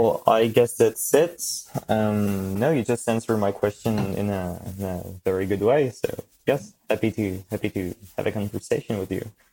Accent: France; English is a second language; I'm from France. I live in France, just about a kilometer away from the German border.

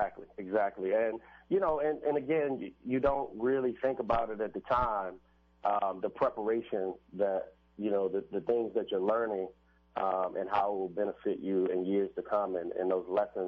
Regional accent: Washington, District of Columbia, United States; So for me, originally I'm from Washington, D.C. {S13} Mm-hmm. {S12} I grew up in Northeast D.C. In a place called Lansing Terrace.

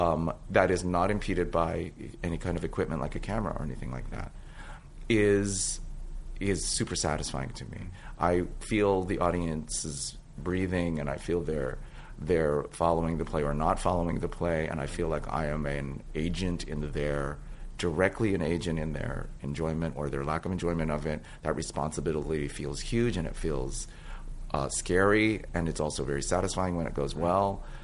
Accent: San Francisco, California, United States; Which is my hometown, And actually, that played some kind of a role in it. Lauren and I are both from San Francisco.

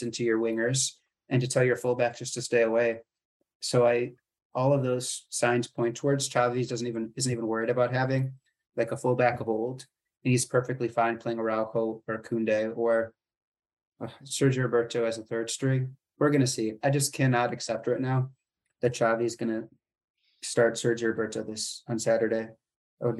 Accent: United States; as an American

